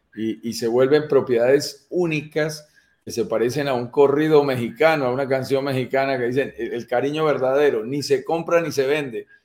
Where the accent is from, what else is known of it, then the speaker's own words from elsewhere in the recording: Colombia; mi propio país